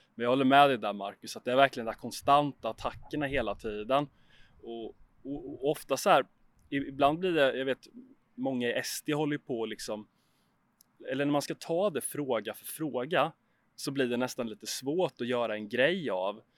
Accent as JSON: {"language": "Swedish", "town": "Huskvarna", "region": "Jönköping County", "country": "Sweden", "tie": "born or raised there", "said": "jag är uppvuxen i Huskvarna, en liten ort utanför Jönköping i Småland"}